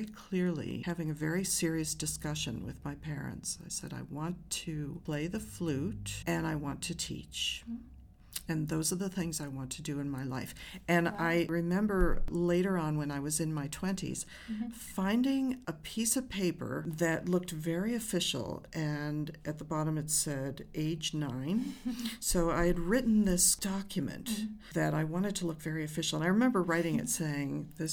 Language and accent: English; Rochester, New York, United States; also born or lived in Maine; I grew up in Rochester, New York, the home of the Eastman School of Music